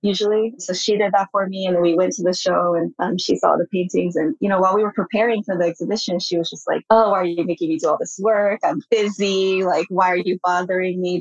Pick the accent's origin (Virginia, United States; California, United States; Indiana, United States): California, United States; Bay Area; first language Japanese; English is a second language; also born or lived in Japan; I grew up in the Bay Area too, and which is quite different than the rest of the US